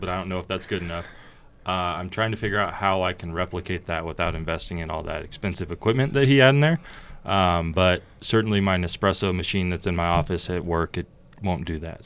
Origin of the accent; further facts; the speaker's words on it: Portland, Oregon, United States; moved away as an adult; also born or lived in California; Born in California, but very quickly moved to Oregon. Um, grew up there almost my entire life